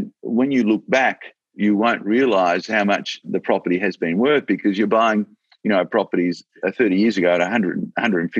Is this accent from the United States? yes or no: no; Australia; I'm so proud that I'm an Australian and I'm so proud to be in this country